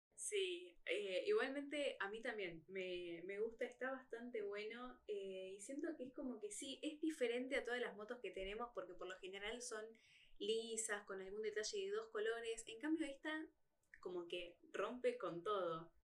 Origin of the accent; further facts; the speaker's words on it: Argentina; nosotros como fanáticos argentinos